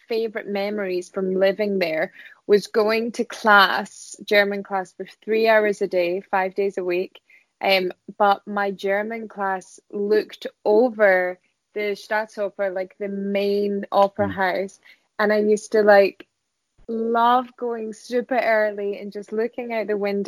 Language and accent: English; Scotland, United Kingdom; also born or lived in Vienna, Austria; I'm Scottish